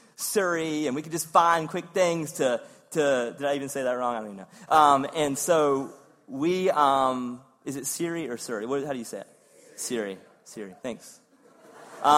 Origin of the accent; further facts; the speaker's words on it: Eastern North Carolina, United States; also born or lived in Wake Forest, North Carolina; growing up in Eastern North Carolina